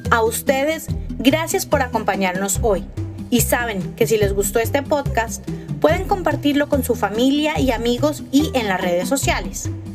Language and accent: Spanish; Colombia